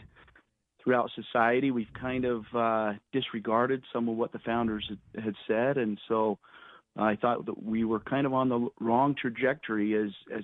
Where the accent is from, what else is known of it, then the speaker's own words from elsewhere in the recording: Parowan, Utah, United States; I'm a Utah native. I grew up in Parowan